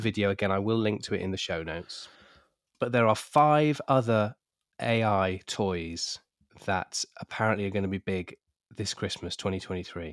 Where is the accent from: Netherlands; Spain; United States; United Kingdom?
United Kingdom; We're British